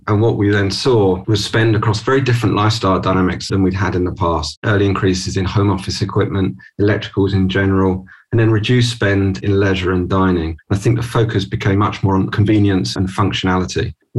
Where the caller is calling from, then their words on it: London, United Kingdom; I'm joining from London today. Normally I'd be in the office in London, but today at home